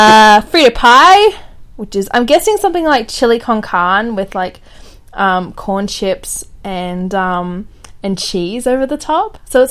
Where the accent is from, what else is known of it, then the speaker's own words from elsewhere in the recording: Australia; We're Australian!